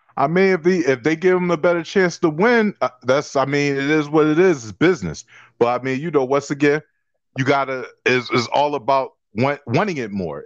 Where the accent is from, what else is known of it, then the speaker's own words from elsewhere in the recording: Philadelphia, Pennsylvania, United States; as a young kid growing up in Philadelphia playing basketball